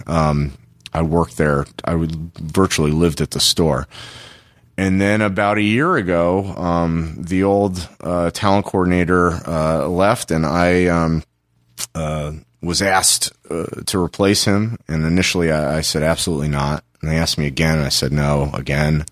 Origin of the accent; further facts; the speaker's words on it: Los Angeles, California, United States; also born or lived in Tempe, Arizona; I'm, I'm originally from Los Angeles. I moved back home to Los Angeles